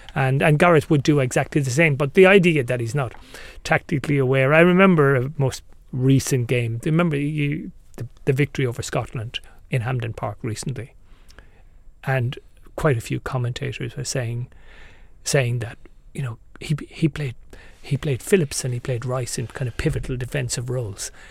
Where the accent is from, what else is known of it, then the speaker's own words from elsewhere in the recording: Ireland; I'm Irish